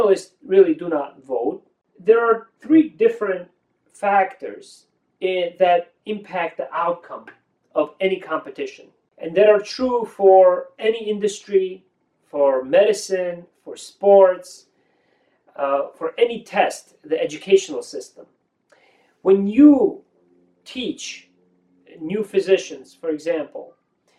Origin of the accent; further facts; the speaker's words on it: Tbilisi, Georgia; moved away; I was growing up in the Republic of Georgia, Tbilisi